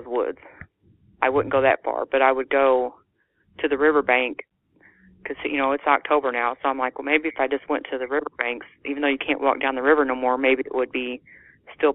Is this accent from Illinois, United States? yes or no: yes; Illinois, United States; now in Naylor, Missouri, United States; I was born in Illinois